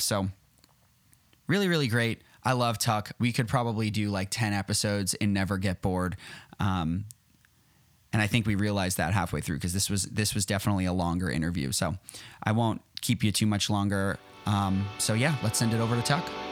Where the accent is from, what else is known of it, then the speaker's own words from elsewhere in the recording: outside of Boston, Massachusetts, United States; I, am right outside of Boston